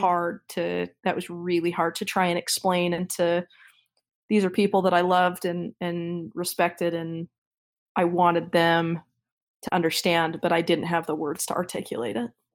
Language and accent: English; Midvale, Utah, United States; I was born and raised in Midvale